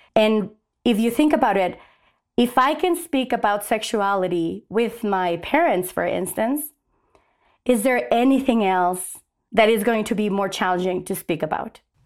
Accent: Mexico; now in Albuquerque, United States; I was raised in Mexico.

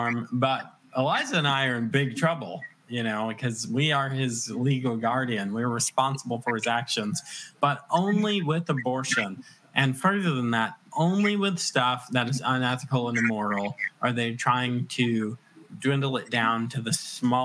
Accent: Virginia, United States; also born or lived in West End of Long Island, New York; I claim Virginia because we moved here when I was very young, when I was in grade school

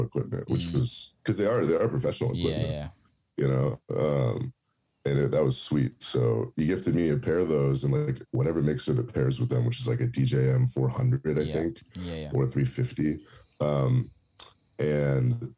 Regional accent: San Francisco, California, United States; moved away as an adult; now in Los Angeles, United States; I grew up in the Bay Area

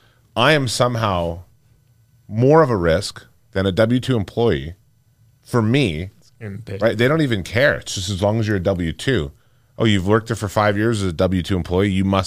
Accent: United States; I'm American.

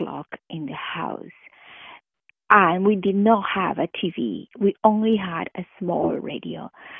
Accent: Peru; moved away; I was born in Peru

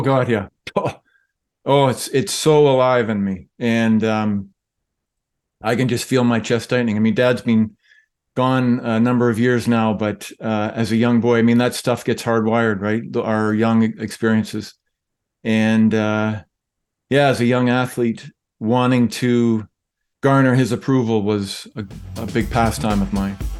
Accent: St. Catharines, Ontario, Canada; born or raised there

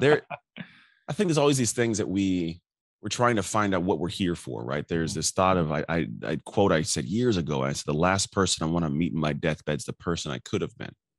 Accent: Antioch, California, United States; also born or lived in Martinez, California; I grew up in Antioch. Born in Martinez from six years old up, I grew up in Antioch

